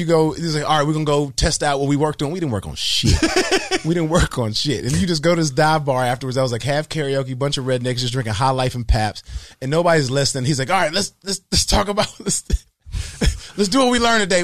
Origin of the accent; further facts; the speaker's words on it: Decatur, Georgia, United States; I'm from Decatur, Georgia, man. Like, you know, I didn't come from much